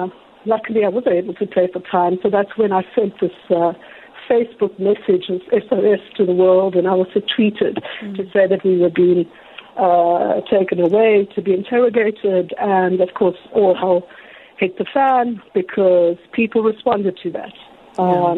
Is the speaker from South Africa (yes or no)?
yes; South Africa; I'm South African